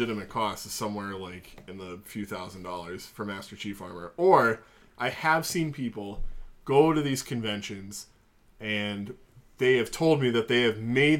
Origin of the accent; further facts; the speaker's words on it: England, United Kingdom; I'm English, so you guys probably hate me.